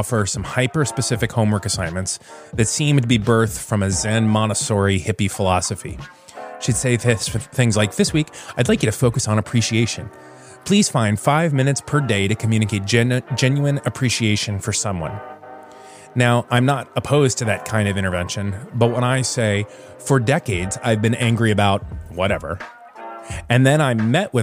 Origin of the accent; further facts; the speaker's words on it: Florida, United States; now in Virginia, United States; my home state of Florida, where everything is always green